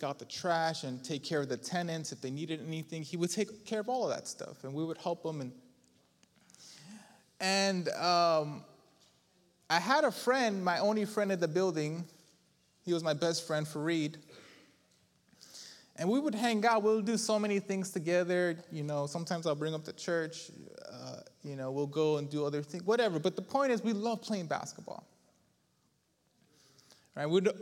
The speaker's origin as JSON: {"language": "English", "region": "New York", "country": "United States", "said": "all tough from New York"}